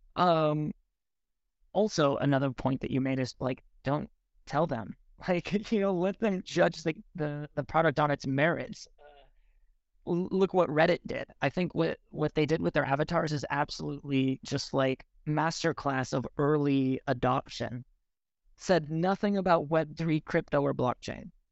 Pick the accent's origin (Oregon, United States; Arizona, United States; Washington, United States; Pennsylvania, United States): Washington, United States; Seattle; I grew up in Seattle